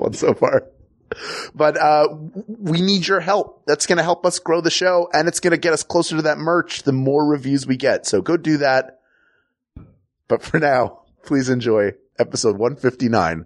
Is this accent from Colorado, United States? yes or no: no; Philadelphia, Pennsylvania, United States; moved away; also born or lived in the Southern United States; I grew up in Philadelphia